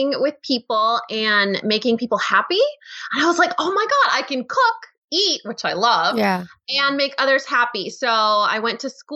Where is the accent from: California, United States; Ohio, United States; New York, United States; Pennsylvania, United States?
California, United States; English is a second language; moved away as an adult; now in Texas, United States; born and raised in California, lived there all my life